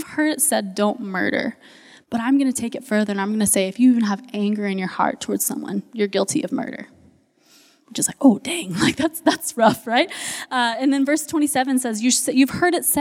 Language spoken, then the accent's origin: English; United States; we as American Christians